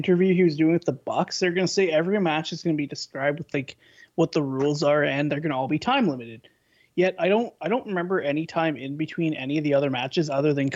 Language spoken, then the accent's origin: English; Canada; I'm Canadian.